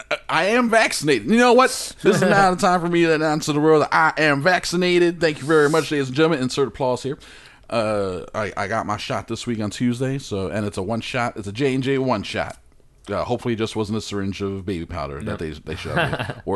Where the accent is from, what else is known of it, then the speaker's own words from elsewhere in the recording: Australia; I'm Australian. I didn't make this mistake.